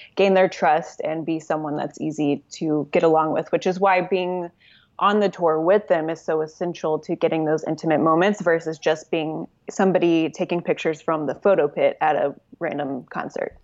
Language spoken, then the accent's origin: English; Oklahoma City, Oklahoma, United States; moved away as an adult; now in Los Angeles, United States; I am from Oklahoma City. Uh, I lived there most of my life, um, and I currently live in Los Angeles